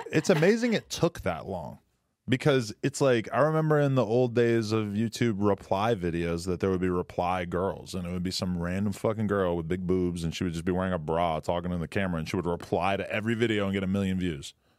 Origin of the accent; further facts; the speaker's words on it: New Hampshire, United States; now in California, United States; New Hampshire